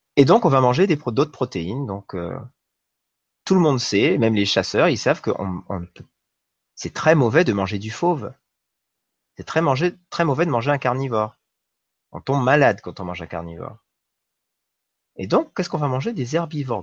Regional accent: New Caledonia; j'ai grandi en Nouvelle-Calédonie

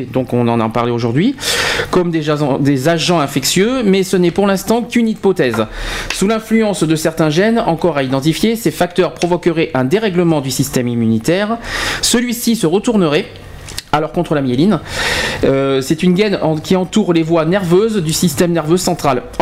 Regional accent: Sisteron, Provence-Alpes-Côte d'Azur, France; accent: Sisteron; Ah non, je suis de Sisteron. tu l'entends, l'accent de la lavande, Marseille et tout.

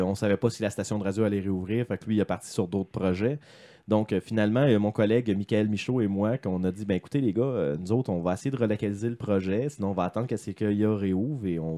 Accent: Lévis, Quebec, Canada; parce que moi, je suis de Lévis.

